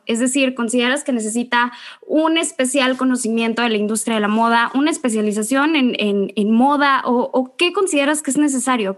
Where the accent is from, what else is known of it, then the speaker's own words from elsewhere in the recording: Mexico; nuestro país